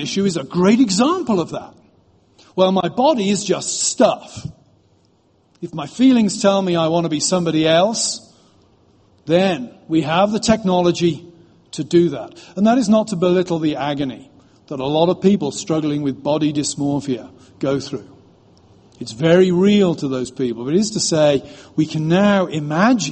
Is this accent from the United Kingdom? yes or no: yes; United Kingdom; now in United States; I'm British